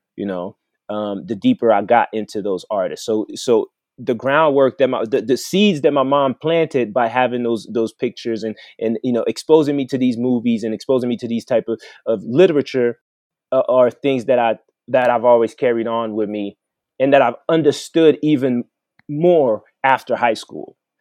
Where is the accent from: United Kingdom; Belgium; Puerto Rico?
Belgium; Mons, Wallonia; also born or lived in Brussels, Belgium / Congo; now in Colorado, United States; I was born in Brussels, Belgium, which is the capital